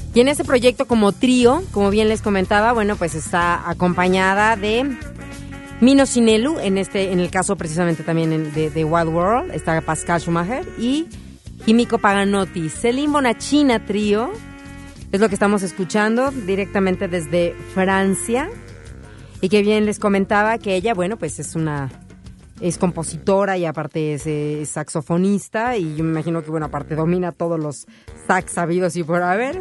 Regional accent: Ciudad Satélite, State of Mexico, Mexico; mi pueblo allá en Satelandia

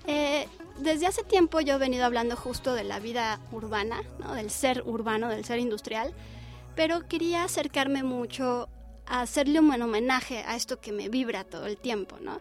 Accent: Mexico

